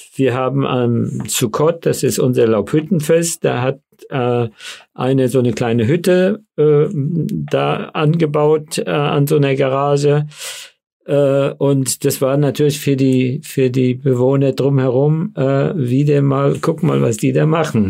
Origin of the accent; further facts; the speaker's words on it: Föhrenwald, Bavaria, Germany; accent: Hessisch ein bisschen eingefärbt; first language Yiddish; German is a second language; now in Frankfurt am Main, Germany; ich bin natürlich äh, äh, als Kind äh, in dem Lager aufgewachsen